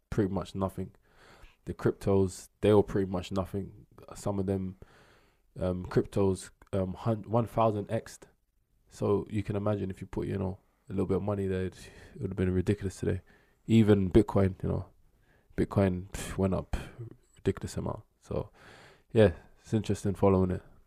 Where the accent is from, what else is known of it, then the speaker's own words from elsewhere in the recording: London, United Kingdom; South East boy